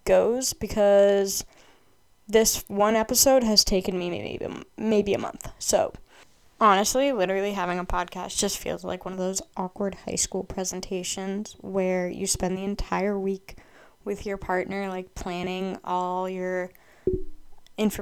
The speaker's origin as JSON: {"language": "English", "region": "Massachusetts", "country": "United States", "said": "I'm from Massachusetts in the United States"}